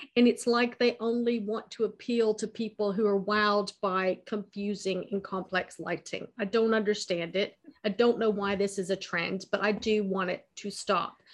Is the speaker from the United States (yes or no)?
yes; United States; moved away as an adult; also born or lived in United Kingdom; now in France; I was born in America. Uh, I've lived half my life in America